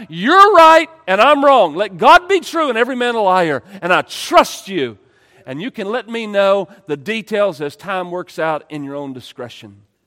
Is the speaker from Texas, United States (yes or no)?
yes; East Texas, United States; I grew up in East Texas